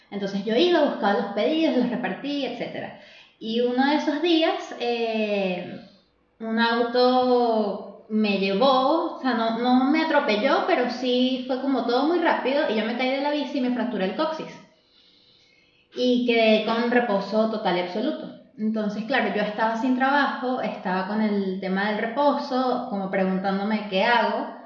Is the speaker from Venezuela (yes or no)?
yes; Venezuela; moved away as an adult; also born or lived in Ireland; now in Chile; cuando salí de Venezuela